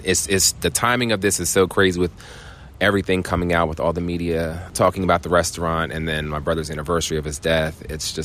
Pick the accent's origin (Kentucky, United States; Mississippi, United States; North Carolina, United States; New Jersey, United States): New Jersey, United States; Cape May; I'm from Cape May, New Jersey